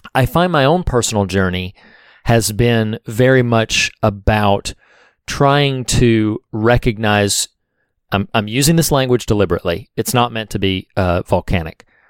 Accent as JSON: {"language": "English", "region": "the South", "country": "United States", "said": "I'm from the South"}